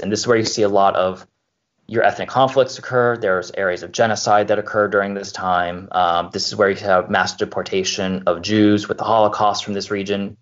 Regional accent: Baltimore, Maryland, United States; moved away as an adult; also born or lived in Pennsylvania; I am originally from the Baltimore area

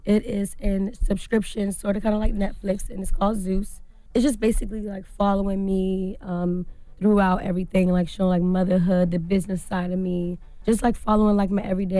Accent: Washington, District of Columbia, United States; I'm from Washington, D.C.

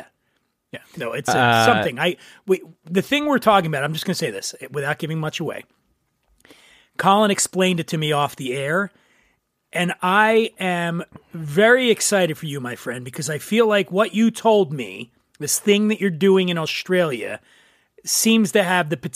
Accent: East Coast, United States; now in California, United States; I'm from the East Coast

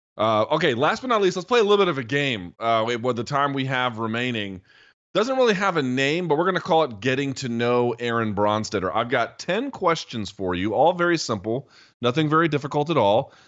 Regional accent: United States; asking as an American who's been to Canada a few times

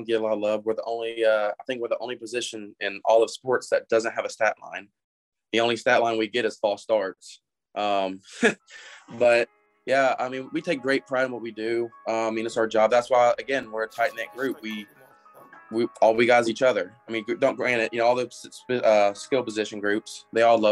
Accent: Memphis, Tennessee, United States; I grew up out in Eads, you know, went to high school at Christian Brothers. You know, I've lived here my whole life

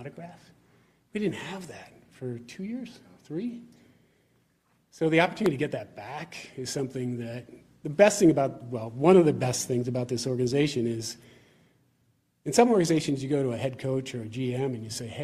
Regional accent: Pittsburgh, Pennsylvania, United States; I grew up in Pittsburgh, Pennsylvania

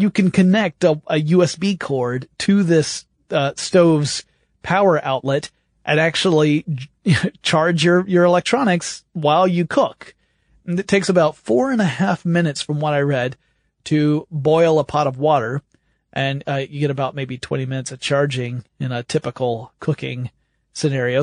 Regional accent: the South, United States; You can tell I grew up in the South.

